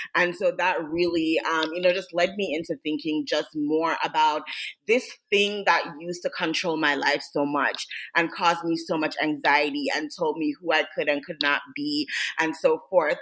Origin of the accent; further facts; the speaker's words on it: Jamaica; I grew up in Jamaica